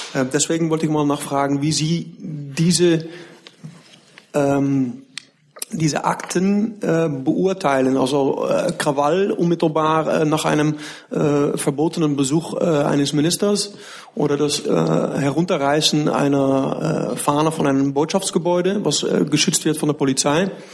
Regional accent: Rotterdam, South Holland, Netherlands; ich komme eben aus Rotterdam

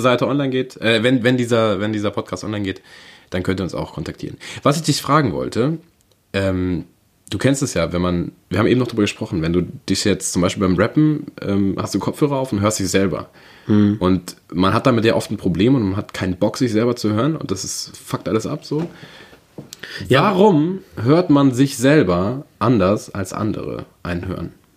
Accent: Berlin, Germany; moved away; Ich bin ein richtiger waschechter Berliner Wohne aber schon ganz lange nicht mehr

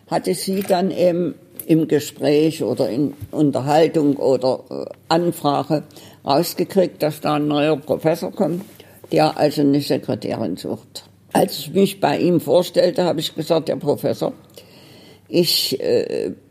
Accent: Berlin, Germany; Ich komme aus Berlin.

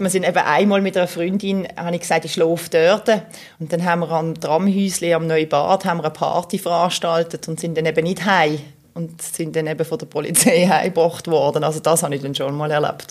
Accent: Basel, Basel-Stadt, Switzerland; weil ich bin eigentlich im Kleinbasel aufgewachsen bin

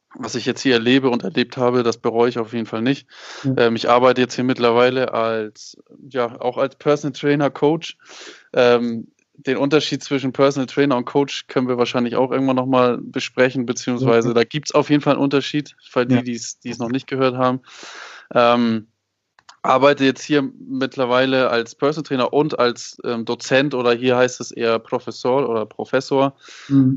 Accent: Hamburg, Germany; moved away as an adult; now in Puebla, Mexico; Ich komme aus ähm, Hamburg. Bin in Hamburg geboren und habe immer dort gelebt

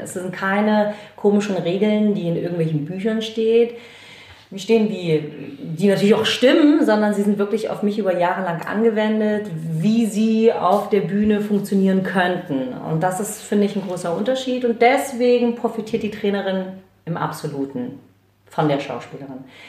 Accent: Chemnitz, Saxony, Germany; moved away; also born or lived in Hamburg; ich bin in Karl-Marx-Stadt geboren

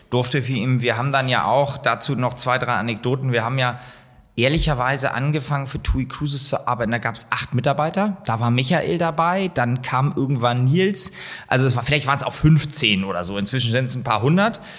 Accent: Hamburg, Germany; als Hamburger

